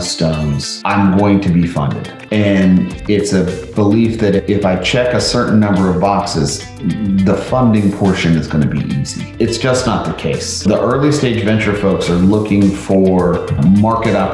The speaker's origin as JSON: {"language": "English", "town": "Atlanta", "region": "Georgia", "country": "United States", "tie": "born or raised there", "said": "I actually grew up in Atlanta. I'm one of the 7 or 8 natives, elementary school and high school all the way through"}